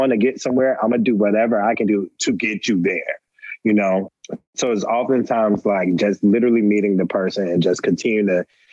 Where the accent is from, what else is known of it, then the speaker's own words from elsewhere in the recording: Atlanta, Georgia, United States; also born or lived in Roanoke Rapids, North Carolina; I was raised in Atlanta, but I was born in a small town in North Carolina, Roanoke Rapids, North Carolina